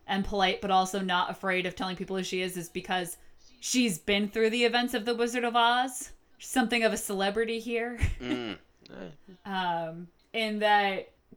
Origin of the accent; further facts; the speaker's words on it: Connecticut, United States; moving back to Connecticut and getting a job at Borders, like everyone in my hometown